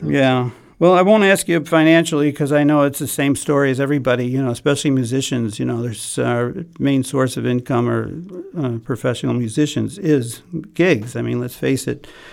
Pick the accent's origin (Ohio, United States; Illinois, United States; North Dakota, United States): Illinois, United States; Chicago; I'm from Chicago